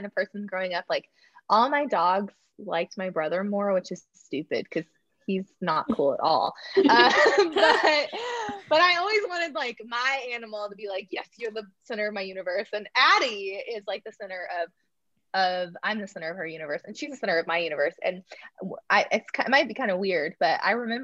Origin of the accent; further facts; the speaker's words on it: Oklahoma, United States; moved away as an adult; now in Oklahoma City, United States; Oklahoma City, which is about 2 hours where I'm from